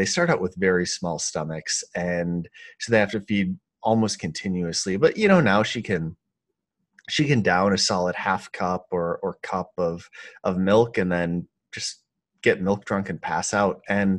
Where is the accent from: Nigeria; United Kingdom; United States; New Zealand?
United States; Midwest; And I'm from the Midwest, and the idea of imposing on somebody else is just abhorrent to me.